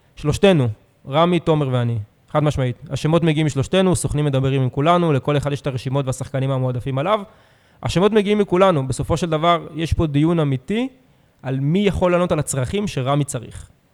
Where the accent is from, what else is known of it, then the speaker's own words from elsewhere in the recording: Herzliya, Tel Aviv District, Israel; now in Tel Aviv, Israel; אני הרצליאני, שיחקתי בנוער בהרצליה עד גיל 18